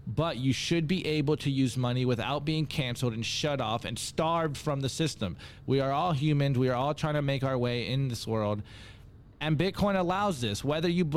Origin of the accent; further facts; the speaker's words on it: United States; I am an American